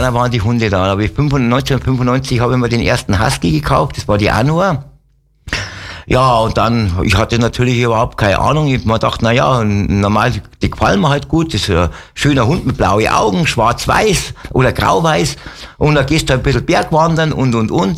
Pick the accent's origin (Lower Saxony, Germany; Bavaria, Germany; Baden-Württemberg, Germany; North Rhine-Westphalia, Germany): Bavaria, Germany; Wolfratshausen; also born or lived in Alsdorf (Höngen) near Aachen / Degernbach, Lower Bavaria; bin dann 65 nach Wolfertshausen zu meiner Oma. Okay. Und da bin ich dann aufgewachsen